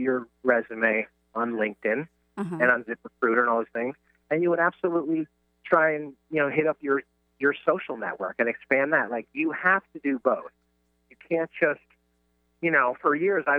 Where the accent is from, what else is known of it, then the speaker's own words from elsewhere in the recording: New York, United States; I'm from New York